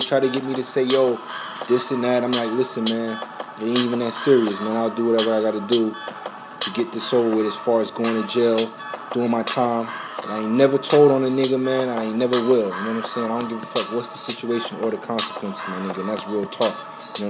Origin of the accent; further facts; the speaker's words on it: New Orleans, Louisiana, United States; New Orleans, Louisiana, Uptown, 17th Ward, Holly Grove. That's where I'm from.